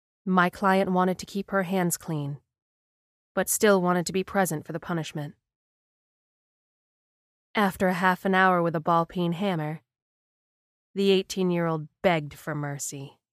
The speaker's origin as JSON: {"language": "English", "country": "Ukraine", "tie": "born or raised there", "moved": "yes", "said": "I have had a very hard life. I grew up in the Ukraine, and at 14 I was abducted by the mafia."}